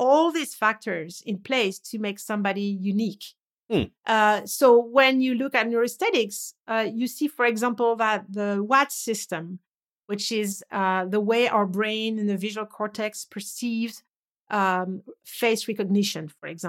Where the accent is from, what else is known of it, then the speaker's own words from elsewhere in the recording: France; English is a second language; I was raised in France. I was to go to the south, to the Riviera every summer.